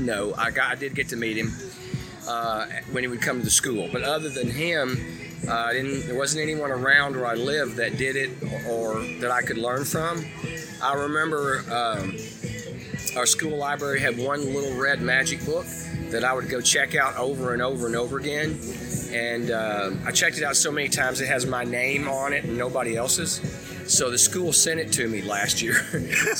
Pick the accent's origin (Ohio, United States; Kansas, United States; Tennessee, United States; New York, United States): Tennessee, United States; when I was growing up in Tennessee